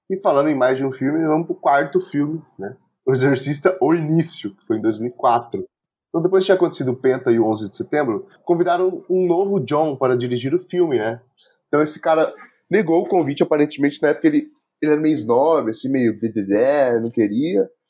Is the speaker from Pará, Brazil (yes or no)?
no; São José dos Campos, São Paulo, Brazil; o próprio CTA, que a gente cresceu, lá em São José dos Campos, São Paulo